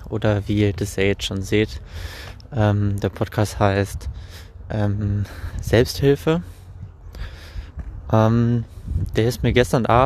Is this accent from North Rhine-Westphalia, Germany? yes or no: yes; Düsseldorf, North Rhine-Westphalia, Germany; born there; now in Bielefeld, Germany; bin äh, 25 Jahre alt und ähm, ja, wie schon erwähnt, lebe ich in Bielefeld, gebürtig bin ich aus Düsseldorf, also in recht echte Rheinländer.